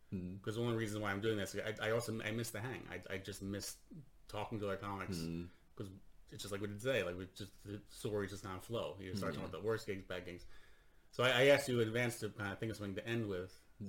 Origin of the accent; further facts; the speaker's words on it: United States; now in Sweden; So for me, so I'm an American living in Sweden. I started performing here, pretty much always performing in English.